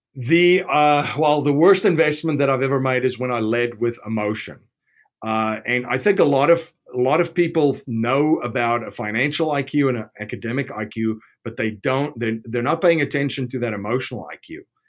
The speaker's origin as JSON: {"language": "English", "country": "South Africa", "said": "I'm from South Africa"}